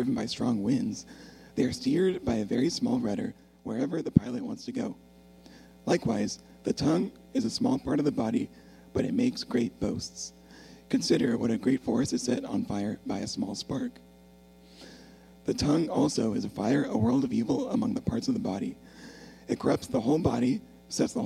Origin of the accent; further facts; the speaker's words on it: Texas, United States; moved away as an adult; also born or lived in Oklahoma / Warren, Michigan; now in Michigan, United States; I was born in Texas